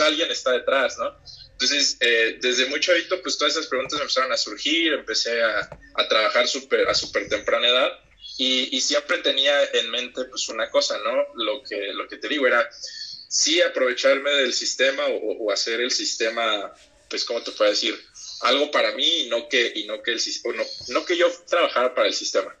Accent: Huatulco, Oaxaca, Mexico; moved away as an adult; also born or lived in Mexico City; yo soy de, de Bahías de Huatulco, de la costa. Eh, realmente pues soy originario de la Ciudad de México, pero pues, crecí ahí, viví ahí prácticamente mi, mi adolescencia, toda, toda mi vida hasta los 18 más o menos

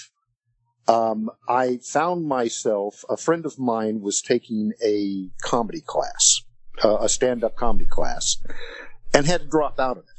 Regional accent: Texas, United States; I'm a 64-year-old liberal atheist born and raised in Texas

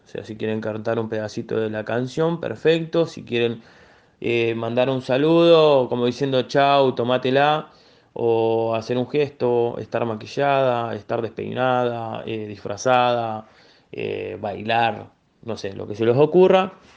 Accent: Buenos Aires, Argentina; soy de barrio Ramón Carrillo, Villa Soldati

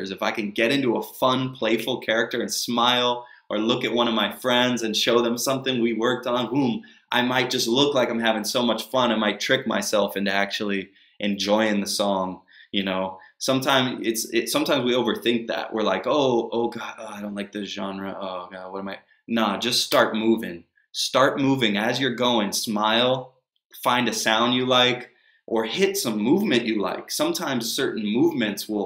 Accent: United States; also born or lived in Texas / Northern Virginia; I grew up in Texas and Northern Virginia

